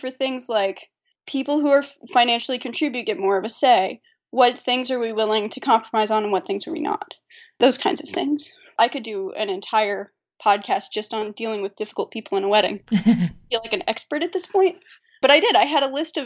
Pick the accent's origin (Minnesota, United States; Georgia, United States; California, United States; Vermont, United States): Georgia, United States; Atlanta; our hometown, we're both from Atlanta